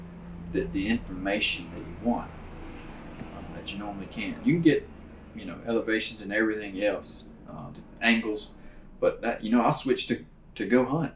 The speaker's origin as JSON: {"language": "English", "region": "Louisiana", "country": "United States", "moved": "yes", "lives_now": "Texas, United States", "said": "I'm from Louisiana, you know, hunted on hunting clubs, right? River bottoms, and then moved to Texas"}